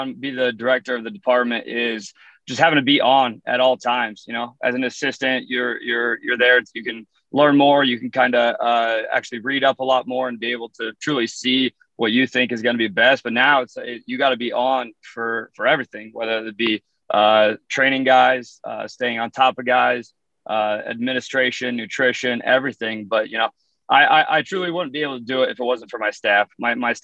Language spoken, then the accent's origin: English; Cherokee, Iowa, United States; moved away as an adult; also born or lived in Louisiana / Houston; now in Clarksville, United States; Originally from a small town in northwest Iowa called Cherokee